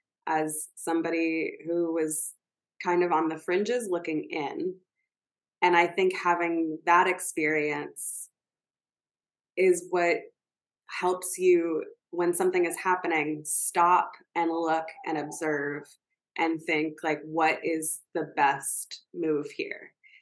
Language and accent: English; the South, United States; I grew up in the South, I grew up with people who were very different from me